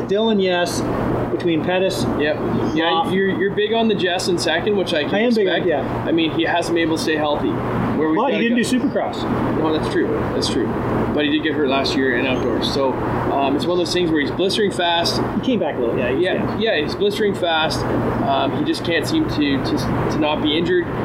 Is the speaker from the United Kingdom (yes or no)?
no; Canada; Yeah, we're too Canadian. We're, we're, too Canadian about it.